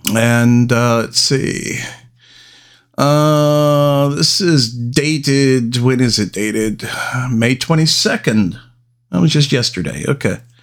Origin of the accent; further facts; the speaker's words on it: Salem, Oregon, United States; right in my neck of the woods, right in my hometown